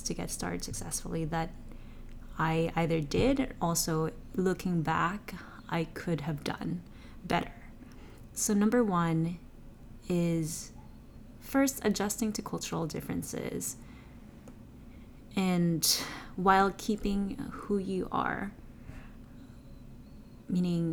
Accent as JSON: {"language": "English", "country": "Philippines", "moved": "as an adult", "lives_now": "United States", "said": "I came from Asia, a developing country, the Philippines"}